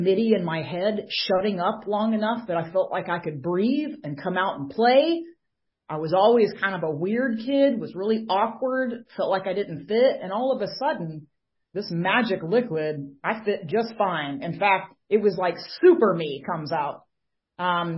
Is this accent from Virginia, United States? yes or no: no; Atlanta, Georgia, United States; I am from the Atlanta, Georgia area.